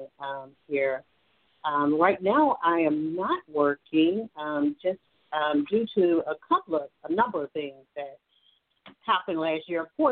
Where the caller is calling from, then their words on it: Alabama, United States; I'm calling from Alabama